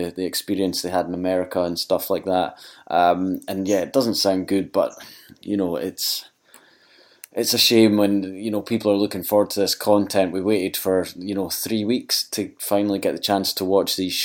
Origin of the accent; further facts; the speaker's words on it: Scotland, United Kingdom; Being Scottish